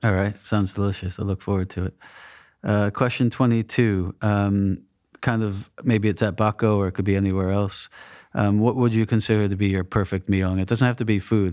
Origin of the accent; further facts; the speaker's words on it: New England, United States; moved away; I grew up in New England